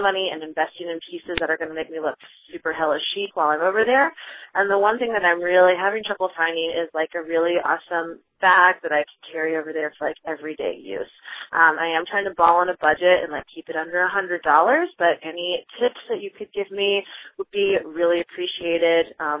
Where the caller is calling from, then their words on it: Chicago, Illinois, United States; I'm calling from Chicago.